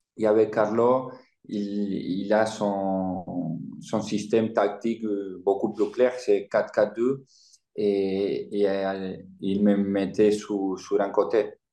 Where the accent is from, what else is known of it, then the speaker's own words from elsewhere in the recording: Argentina; French is a second language; moved away as an adult; also born or lived in Italy; je viens de l'Argentine